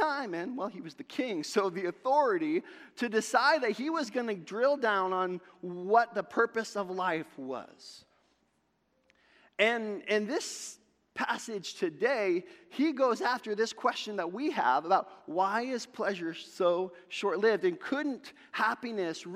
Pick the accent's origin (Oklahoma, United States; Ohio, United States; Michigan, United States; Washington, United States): Ohio, United States; Sandusky; I grew up in Sandusky, Ohio